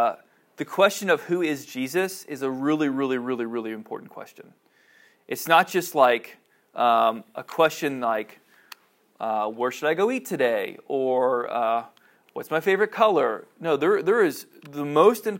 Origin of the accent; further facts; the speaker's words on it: Cincinnati, Ohio, United States; I grew up in Cincinnati